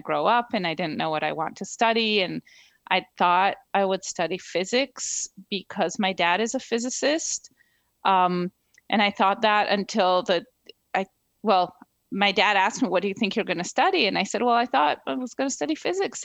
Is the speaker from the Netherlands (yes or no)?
no; Israel; moved away as an adult; also born or lived in New Jersey, United States; now in Princeton, United States; So I grew up in Israel.